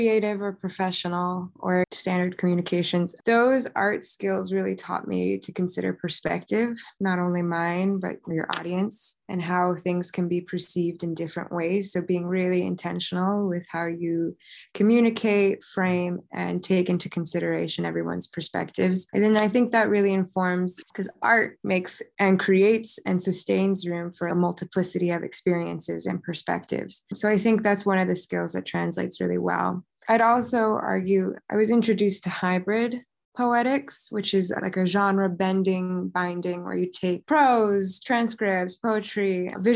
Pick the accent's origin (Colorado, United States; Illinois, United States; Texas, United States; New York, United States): New York, United States; Westchester; moved away as an adult; now in Massachusetts, United States; I grew up in Westchester, New York